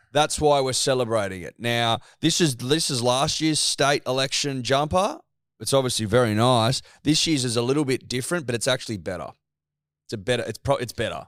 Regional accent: Australia; As an Australian

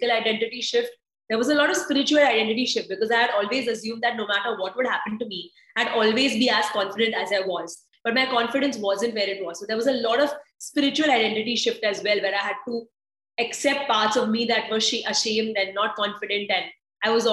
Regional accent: India; I am Indian

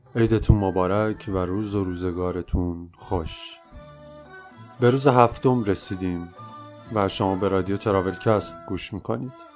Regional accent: Iran; از ایران به شوق دیدنشان آمدم

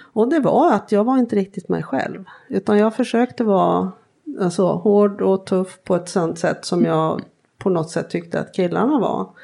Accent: outside Gothenburg, Västra Götaland, Sweden; uppvuxen eh, utanför Göteborg, jag är enda barnet. Och och eh, bodde först inne i Göteborg tills jag var sju år

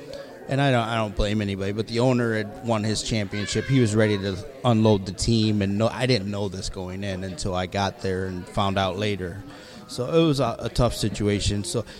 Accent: East Side, Ohio, United States; I grew up on the East Side. I was a sports arena guy.

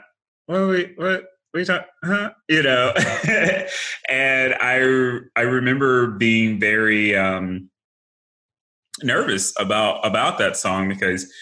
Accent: Paducah, Kentucky, United States; moved away as an adult; my hometown, which is a very, really small town, Paducah, Kentucky

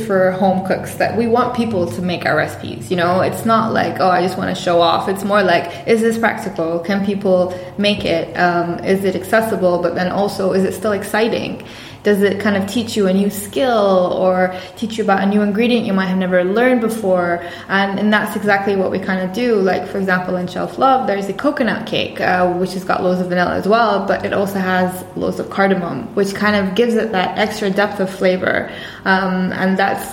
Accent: Bahrain; moved away as an adult; now in London, United Kingdom; I'm from Bahrain. I was born and raised in Bahrain

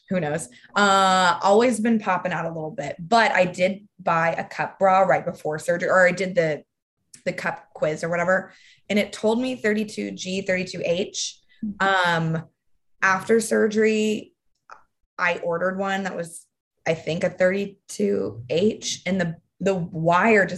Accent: Texas, United States; I'm from Texas. And I remember in fifth grade, people making fun of me

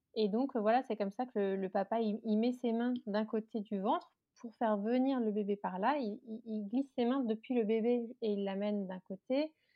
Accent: Alsace, Grand Est, France; moved away as an adult; now in Paris suburbs, France; j'habite en banlieue parisienne depuis 10 ans. je suis originaire d'Alsace

